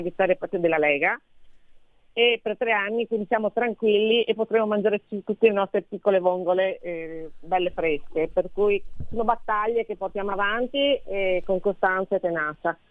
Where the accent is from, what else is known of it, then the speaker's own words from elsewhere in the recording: Veneto, Italy; da Veneta